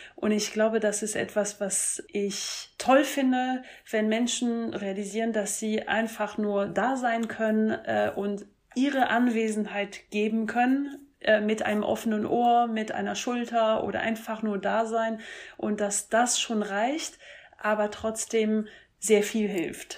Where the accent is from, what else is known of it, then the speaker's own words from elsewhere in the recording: France; moved away; ich komme ursprünglich aus Frankreich